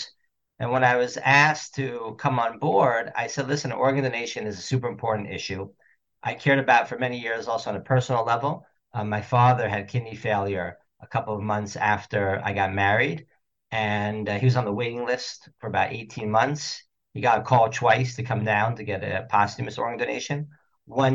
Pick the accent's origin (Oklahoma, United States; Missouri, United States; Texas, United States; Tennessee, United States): Texas, United States; Houston; my father, of blessed memory, was a prominent bioethicist in Houston, Texas, where I was born and raised.